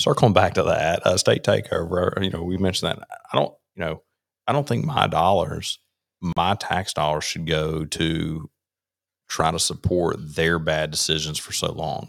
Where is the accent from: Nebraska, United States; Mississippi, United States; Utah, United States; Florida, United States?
Mississippi, United States; Rankin County; also born or lived in Hattiesburg, Lamar County, Mississippi; I grew up in Rankin County, uh, lived down in Lamar County for six years